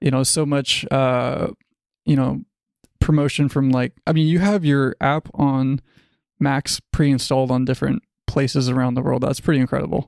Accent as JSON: {"language": "English", "town": "Los Angeles", "region": "California", "country": "United States", "tie": "born or raised there", "said": "I am from Los Angeles, California. I've pretty much been here my whole life"}